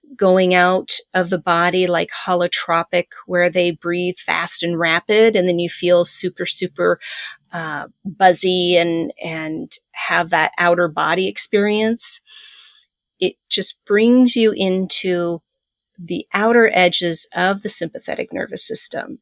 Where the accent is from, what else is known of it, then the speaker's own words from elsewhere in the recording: Pacific Northwest, United States; moved away; also born or lived in Iowa; growing up in the Pacific Northwest, running around the woods